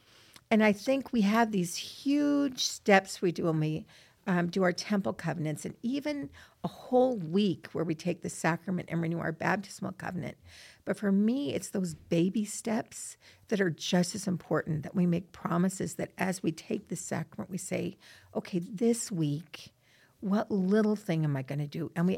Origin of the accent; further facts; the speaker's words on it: Rexburg, Idaho, United States; I'm from Rexburg, and I come down to Provo.